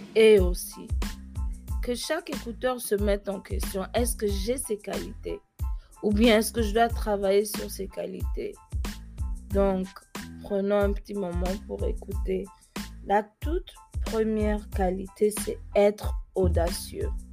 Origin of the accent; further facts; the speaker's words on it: Gabon; first language French; also born or lived in Germany; now in United States; je suis née en Allemagne, quitter mon pays où j'ai grandi, le, qui est le Gabon, à un si jeune, âge